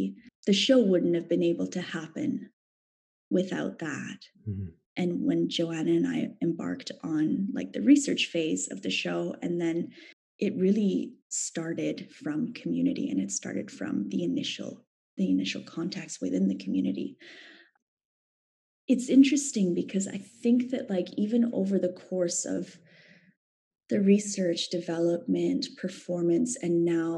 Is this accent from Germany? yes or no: no; Canada